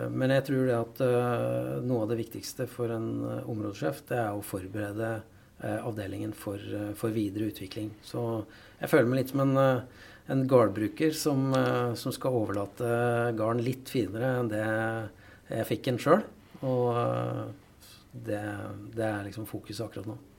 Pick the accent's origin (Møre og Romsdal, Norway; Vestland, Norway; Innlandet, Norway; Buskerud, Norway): Innlandet, Norway; Valdres; moved away; jeg er jo fra Valdres opprinnelig